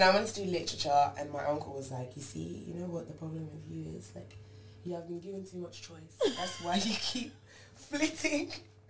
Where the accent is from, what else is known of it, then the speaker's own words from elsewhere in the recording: East Midlands, United Kingdom; Yeah, because so originally, as you know, I'm from Lincolnshire.